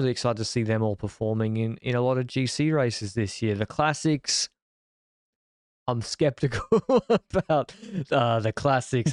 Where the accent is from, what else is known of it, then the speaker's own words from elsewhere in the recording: Australia; I'm a Australian